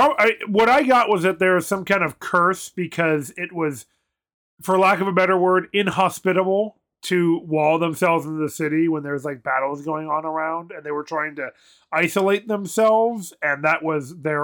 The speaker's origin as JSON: {"language": "English", "country": "United States"}